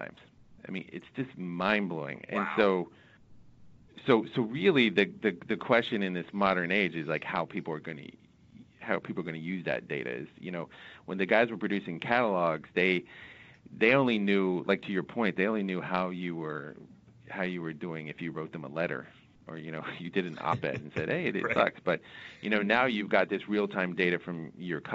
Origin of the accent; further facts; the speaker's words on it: Southeast, United States; I'm from the Southeast